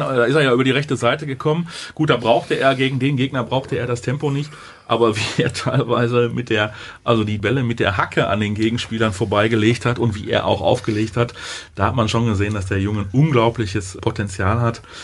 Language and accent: German; Germany; wir als, als, als Deutsche